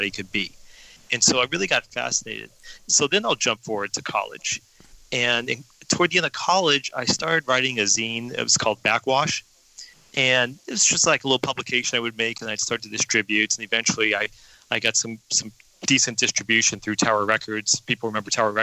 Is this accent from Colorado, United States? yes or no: yes; Denver, Colorado, United States; I grew up in Denver, Colorado